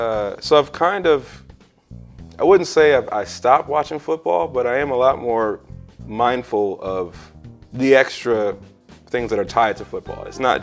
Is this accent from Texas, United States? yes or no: yes; Texas, United States; I'm Texan.